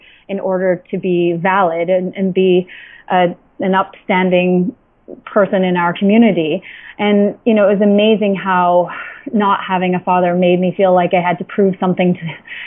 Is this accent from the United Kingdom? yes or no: no; Antigua & Barbuda; now in New York, United States; I was born and raised in Antigua, an island in the Caribbean